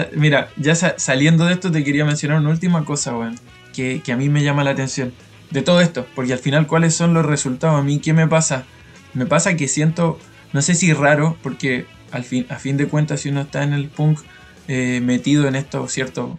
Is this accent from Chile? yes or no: yes; Chile; soy de Chile.